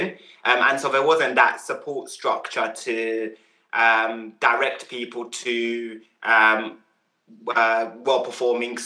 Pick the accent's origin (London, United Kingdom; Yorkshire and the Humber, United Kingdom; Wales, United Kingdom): London, United Kingdom; also born or lived in Uganda / Croydon / Mitcham; when I moved to the UK, we lived in Southwest London. I've always lived here. First in Croydon